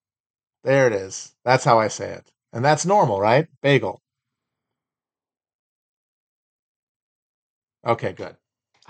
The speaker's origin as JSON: {"language": "English", "area": "an hour north of Milwaukee, on Lake Michigan", "region": "Wisconsin", "country": "United States", "said": "I'm from like an hour north of Milwaukee, but I'm on the water."}